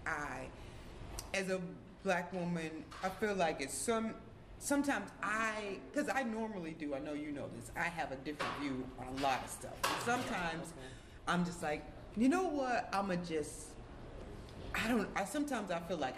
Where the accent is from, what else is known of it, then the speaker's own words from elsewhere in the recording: North Shore, Illinois, United States; I grew up in the North Shore